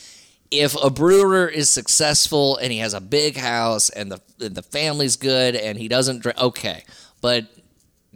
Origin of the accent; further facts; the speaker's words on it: Southeast Texas, United States; I'm from Southeast Texas